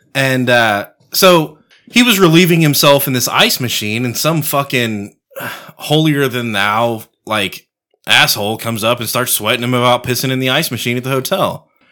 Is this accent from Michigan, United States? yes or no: no; Texas, United States; I'm a Texan.